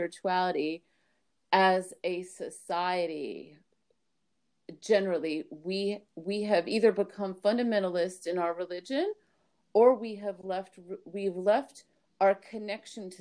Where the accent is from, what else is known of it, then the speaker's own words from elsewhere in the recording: Miami, Florida, United States; also born or lived in Brooklyn, New York; I was born in Brooklyn to a family of Iraqi Israeli Jews in Brooklyn, New York. And then we moved to Miami when I was 3